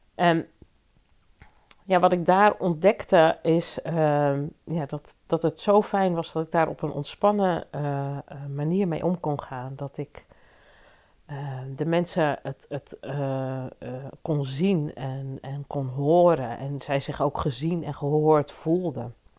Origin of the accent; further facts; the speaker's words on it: Leusden, Utrecht, Netherlands; in Leusden, waar ik opgegroeid ben